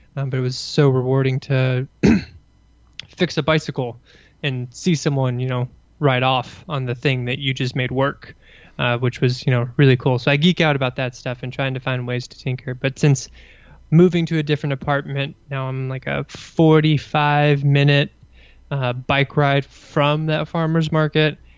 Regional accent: Kentucky, United States; moved away as an adult; also born or lived in Burkina Faso / Indiana; now in Washington, D.C., United States; I grew up in Kentucky in a somewhat rural setting outside of a, a large town

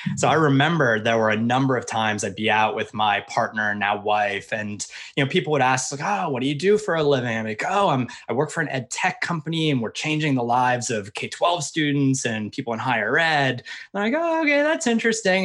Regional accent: Pennsylvania, United States; I grew up in Pennsylvania

